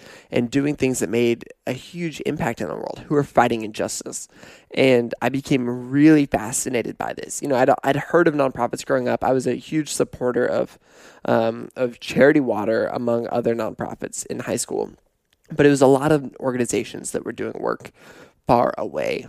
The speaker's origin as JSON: {"language": "English", "town": "Pullman", "region": "Washington", "country": "United States", "tie": "born or raised there", "also_born_or_lived": "Portland", "moved": "yes", "said": "growing up in Pullman"}